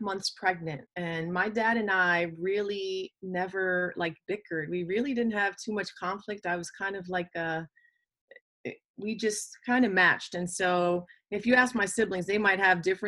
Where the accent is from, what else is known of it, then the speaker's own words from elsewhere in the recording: Jersey City, New Jersey, United States; born and raised in Jersey City, New Jersey, 07302